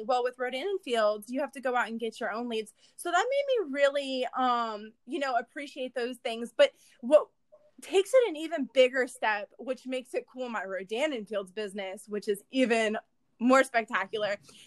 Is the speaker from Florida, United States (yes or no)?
yes; Orlando, Florida, United States; I am from Orlando, Florida.